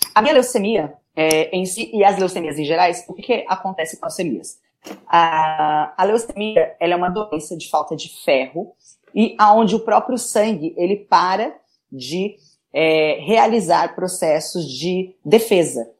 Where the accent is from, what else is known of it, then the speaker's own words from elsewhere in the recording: São Paulo, Brazil; sou daqui da cidade de São Paulo